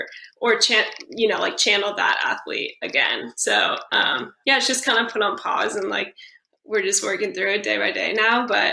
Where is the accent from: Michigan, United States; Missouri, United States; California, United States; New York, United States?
California, United States; also born or lived in Fayetteville, Arkansas; I'm from California.